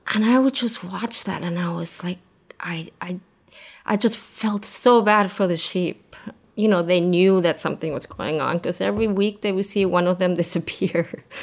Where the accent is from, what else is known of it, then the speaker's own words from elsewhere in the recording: Argentina; moved away as an adult; also born or lived in New York, United States / Brooklyn, United States; I grew up in Argentina, and lived there until I was thirty.